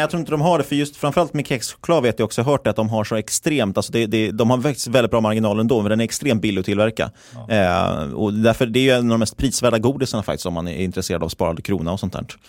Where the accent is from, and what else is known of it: Stockholm, Stockholm County, Sweden; moved away; also born or lived in Linköping